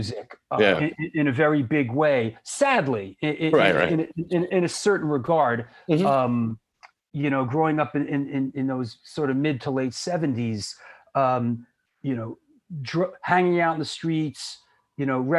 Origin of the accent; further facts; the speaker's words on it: New York City, New York, United States; also born or lived in Boston, Massachusetts; I was born in Queens, New York, in Forest Hills. Yeah. I lived there for a couple years, and then I spent my younger years there growing up in Manhattan, in Yorkville. Yeah. And then I moved up to the Bronx, to the Spite and Dival section of the Bronx, where I basically lived my teenage years